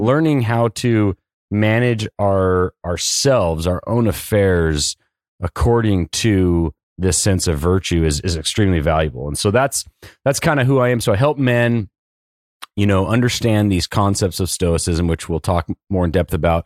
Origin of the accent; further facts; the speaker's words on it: Southern California, United States; born and raised in Southern California